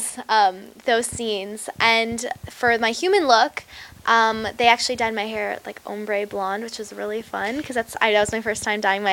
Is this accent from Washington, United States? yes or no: no; New York, United States; I'm from New York